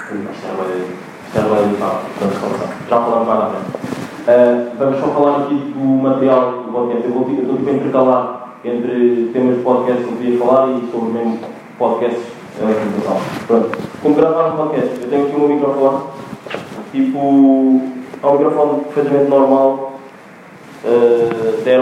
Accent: Angola; moved away; eu nasci em Angola e nós em Angola dizemos guarda-fato.

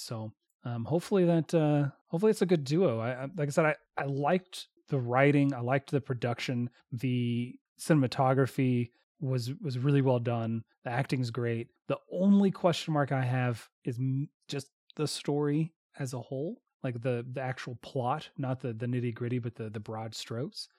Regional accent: the South, United States; we grew up in the South

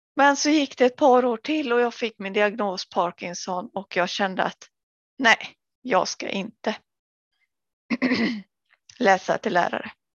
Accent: Sweden; moved away as an adult; also born or lived in Gothenburg, Sweden / Angered, Gothenburg; Jag jobbade i äldrevården både där jag var uppväxt och även i Göteborg när jag flyttade dit

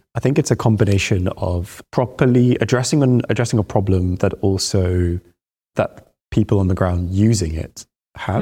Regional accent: Baghdad, Baghdad Governorate, Iraq; moved away; I was born in Baghdad.

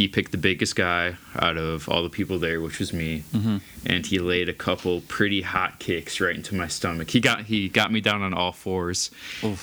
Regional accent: Milwaukee, Wisconsin, United States; I'm from Milwaukee.

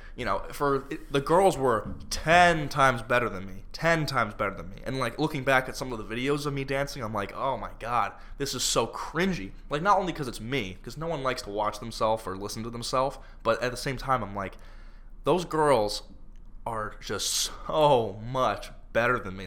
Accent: Florida, United States; I'm from Florida

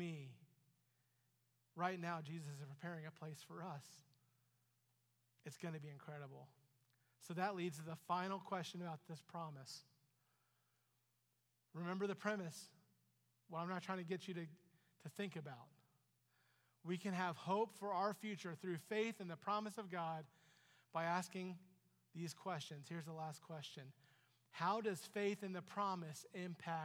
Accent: Ohio, United States; I'm an American. I'm an Ohioan.

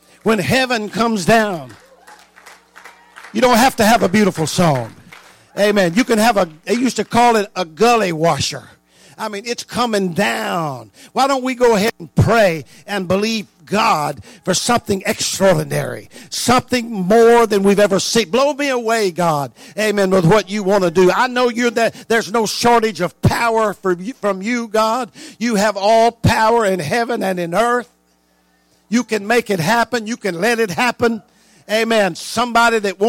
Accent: North Louisiana, United States; moved away; I was raised in North Louisiana, and you know, 32 years of my life

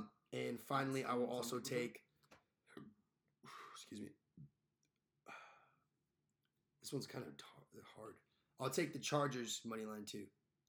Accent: Southern California, United States; I'm from Southern California

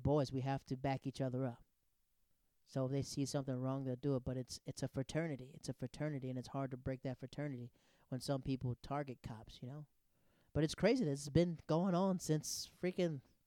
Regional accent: the South, United States; I'm from the South.

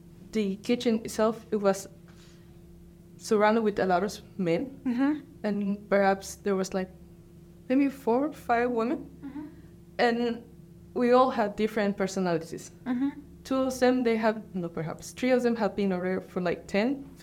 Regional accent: Guatemala; moved away as an adult; now in Switzerland; I come from Guatemala

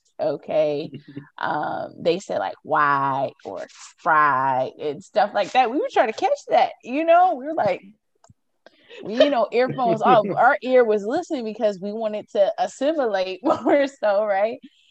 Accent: Louisiana, United States; As you can see to this day, I grew up in Louisiana and I speak like this. And when I tell people I'm from Louisiana, because that's where I was raised, that's where my mom was born and raised

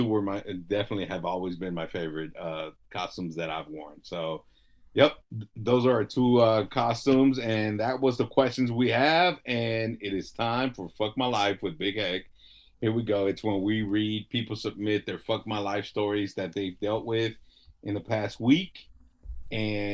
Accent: Los Angeles, California, United States; me growing up in South Central

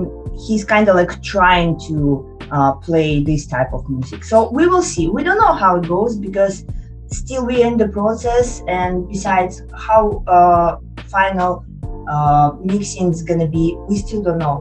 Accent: Russia; now in Japan; I'm from Russia, and I've been blessed to have possibility to visit my hometown this year

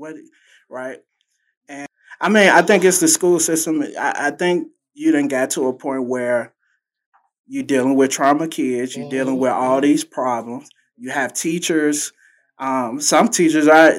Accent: Chicago, Illinois, United States; I was born and raised in the Robert Taylor Homes with my mom, my grandma

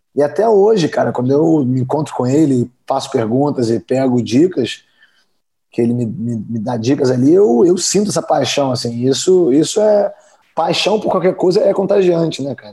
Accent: Brazil; moved away as an adult; also born or lived in Georgia, United States / Kentucky, United States; eu sou brasileiro

